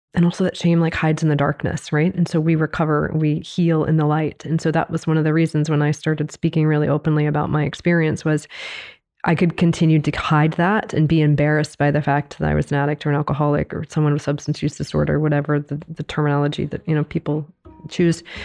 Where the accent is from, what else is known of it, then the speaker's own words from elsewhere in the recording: Baltimore, Maryland, United States; I grew up in Baltimore